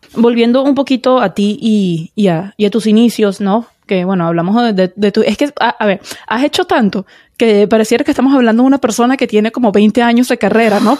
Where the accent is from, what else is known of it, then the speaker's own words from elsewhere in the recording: Venezuela; yo como venezolana